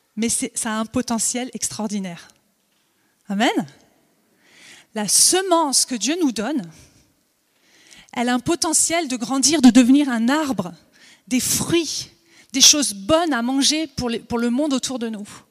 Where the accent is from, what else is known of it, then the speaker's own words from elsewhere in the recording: Vosges, Grand Est, France; also born or lived in Alsace; now in Montpellier, France; je suis née dans les Vosges, j'ai habité en Alsace